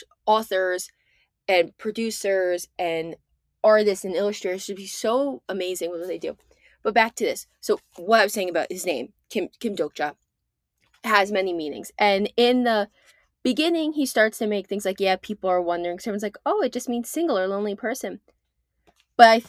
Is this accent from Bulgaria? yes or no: no; United States; I'm American